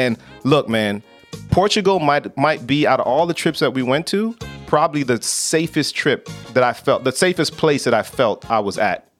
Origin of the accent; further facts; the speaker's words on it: Miami, Florida, United States; Truth of the matter is, I grew up in Miami, so everybody speaks Spanish in Miami.